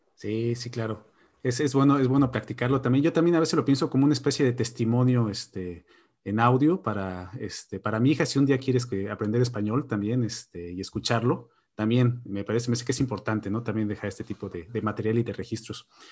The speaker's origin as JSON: {"language": "Spanish", "country": "Mexico", "moved": "as an adult", "lives_now": "Borås, Sweden", "said": "yo soy el único mexicano aquí en Borosa"}